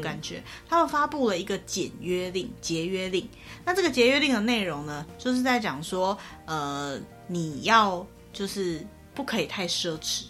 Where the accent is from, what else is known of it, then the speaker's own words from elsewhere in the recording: Taiwan; 我们台湾人